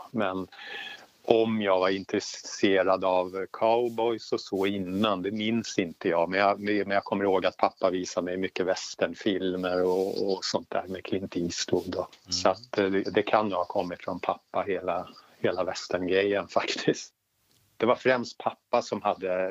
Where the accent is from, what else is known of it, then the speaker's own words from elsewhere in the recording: Lotorp, Östergötland, Sweden; also born or lived in Stockholm; Jag, eh, jag är född i Stockholm, bodde där i åtta år. Sen så eh, packade vi ihop och eh, flyttade till Lotorp utanför Finspång.